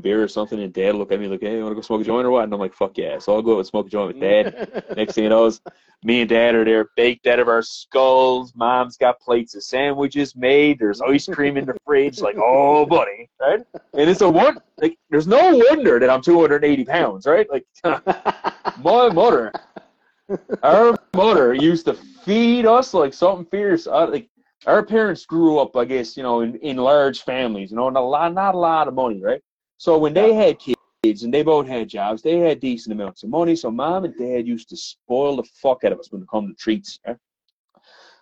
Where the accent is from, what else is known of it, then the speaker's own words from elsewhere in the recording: Bell Island, Newfoundland and Labrador, Canada; we're from Belle Island. We're from the middle of the bay on an island